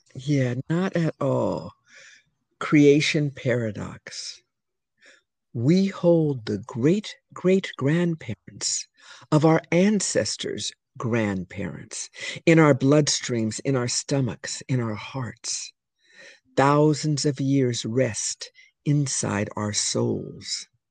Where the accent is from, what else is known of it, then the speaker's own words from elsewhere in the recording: California, United States; moved away; also born or lived in New York City; I'm from California